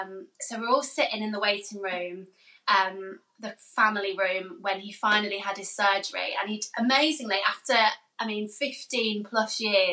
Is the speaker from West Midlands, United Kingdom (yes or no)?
yes; Birmingham, West Midlands, United Kingdom; And we're from Birmingham, so they live really near the Birmingham QE.